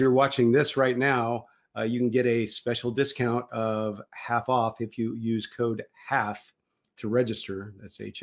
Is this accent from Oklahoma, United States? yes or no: yes; Tulsa, Oklahoma, United States; Tulsa, Oklahoma, my hometown